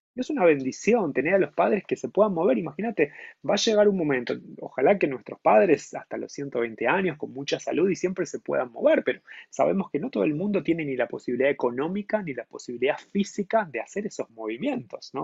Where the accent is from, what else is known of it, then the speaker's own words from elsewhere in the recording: Argentina; moved away as an adult; also born or lived in Montevideo, Uruguay; now in São Paulo, Brazil; yo nací en Argentina